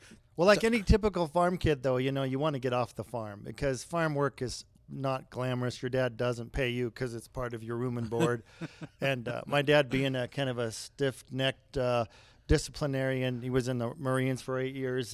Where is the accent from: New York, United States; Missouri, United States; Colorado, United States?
Colorado, United States; Brighton; I grew up on a farm outside of Brighton, uh, just a mile west of Brighton on the Platte River